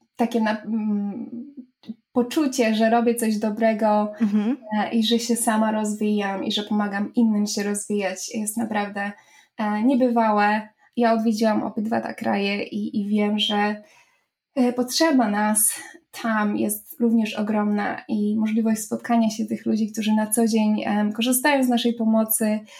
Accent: Poland; moved away as an adult; now in Ireland

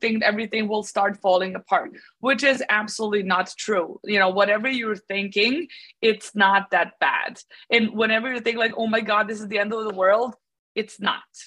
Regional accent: Belgrade, Serbia; So I'm born and raised in Belgrade in Serbia

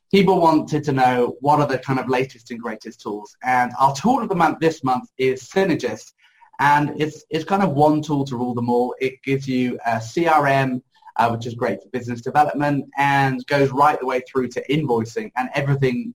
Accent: United Kingdom; I'm British

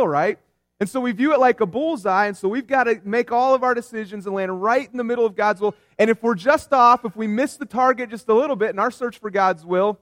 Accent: West Virginia, United States; I grew up in West Virginia

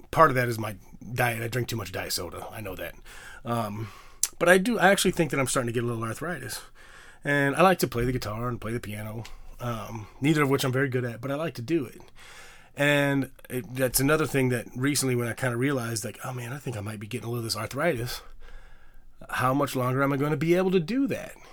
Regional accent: Bloomington, Illinois, United States; now in New York, United States; I'm from Illinois. As most of you guys know, in Bloomington, Normal, Illinois

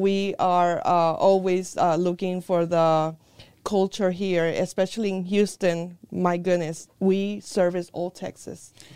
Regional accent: Puerto Rico; also born or lived in New York, United States; now in United States; I was born in here in the United States in New York, but I was a very early age uh, taken to or sent to Puerto Rico. That's where my grandparents and my mom's parents were. Um, I went through school there as well

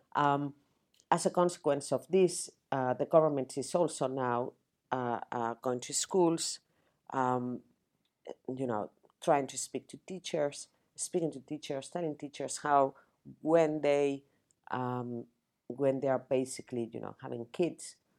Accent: Spain; English is a second language; moved away as an adult; now in United Kingdom; I'm not British. I was not born in the UK. I'm Spanish. I came to the UK 26 years ago. I didn't speak English

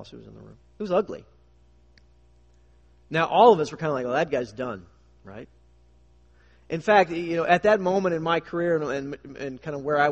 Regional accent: United States; us as American Christians

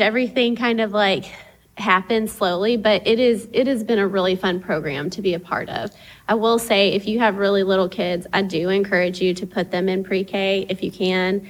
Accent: Tyler, Texas, United States; moved away as an adult; also born or lived in Dominican Republic; I grew up here in Tyler

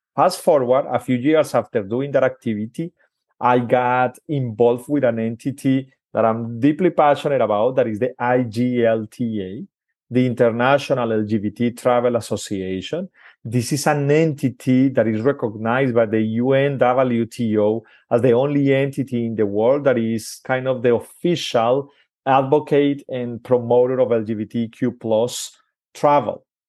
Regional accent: Colombia; I'm originally from Colombia, in South America

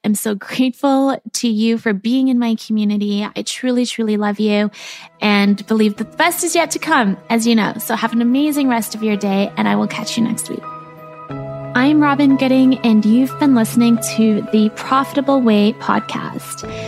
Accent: South Africa; I grew up in South Africa

